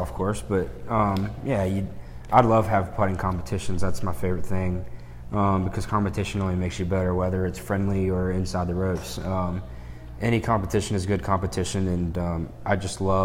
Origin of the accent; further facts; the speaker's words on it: Birmingham, Alabama, United States; We're both from Birmingham